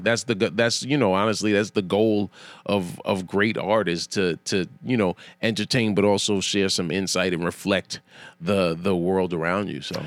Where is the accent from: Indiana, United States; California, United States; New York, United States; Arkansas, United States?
New York, United States; I'm a New Yorker